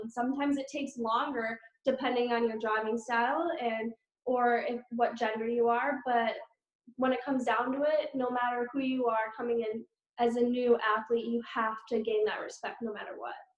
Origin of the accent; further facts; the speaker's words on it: Eagle River, Wisconsin, United States; moved away as an adult; now in North Carolina, United States; I'm originally from Eagle River, Wisconsin. And my parents, um, that's where they live currently. My house is still there, but I moved to North Carolina two years ago